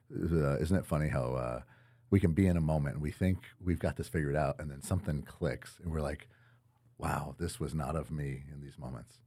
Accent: Winterset, Iowa, United States; grew up in, in Winterset, Iowa, actually just south of Des Moines

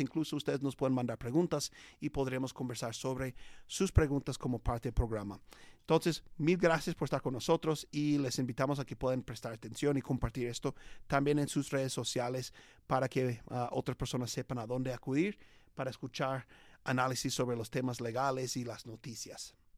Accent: United States; Spanish is a second language; Es un americano como yo que habla español

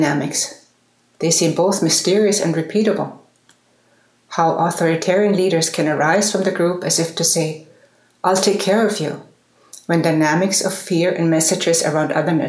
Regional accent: Munich, Bavaria, Germany; I love my hometown

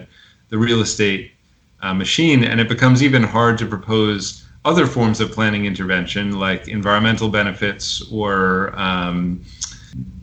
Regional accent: New York City, New York, United States; as a New Yorker who's involved in both labor and tenant politics

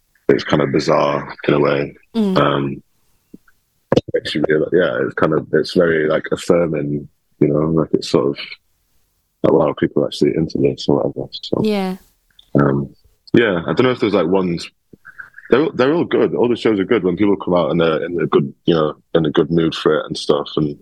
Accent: Sheffield, Yorkshire and the Humber, United Kingdom; also born or lived in Liverpool; now in London, United Kingdom; Sheffield, my hometown

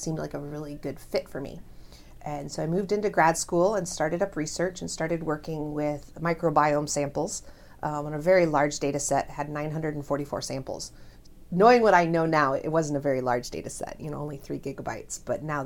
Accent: Omaha, Nebraska, United States; also born or lived in Wayne, Nebraska / South Dakota; now in Lincoln, United States; I was born and raised here in Nebraska, in Omaha

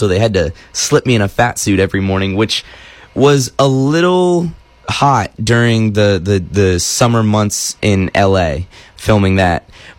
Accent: Nashville, Tennessee, United States; also born or lived in Missouri; I am 18 years old. I'm from Nashville, Tennessee, but I've spent my fair share of time here in Missouri. My dad's from here

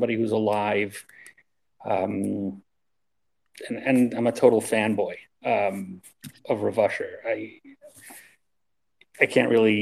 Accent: Baltimore, Maryland, United States; moved away; I'm from Baltimore

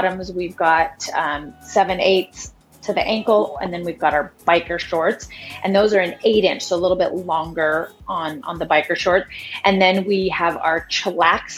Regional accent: Montana, United States; now in Portland, United States; I was actually born and raised in Montana

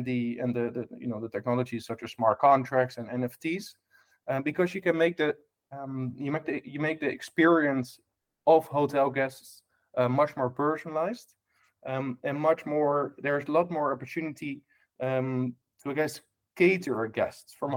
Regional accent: Amsterdam, North Holland, Netherlands; English is a second language; moved away; I was born in a hotel back in Amsterdam in Holland, hence my strange accent.

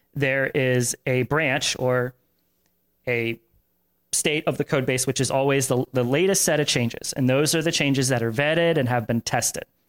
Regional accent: Tampa, Florida, United States; I grew up in Tampa

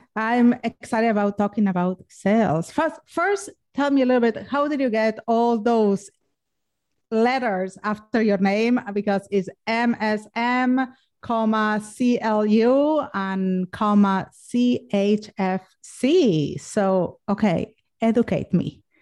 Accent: Argentina; moved away; I'm from Argentina and ergo the sexy accent.

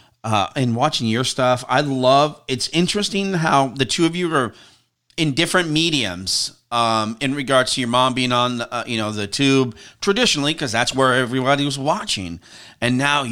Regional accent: the Northwest, Pacific Northwest, United States; growing up in the Northwest here

